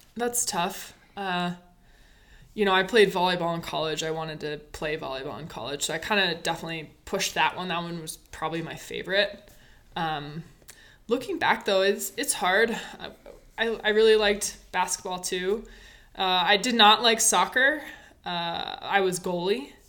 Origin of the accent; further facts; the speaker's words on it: Basalt, Colorado, United States; moved away; I grew up in Colorado, Basalt, Colorado.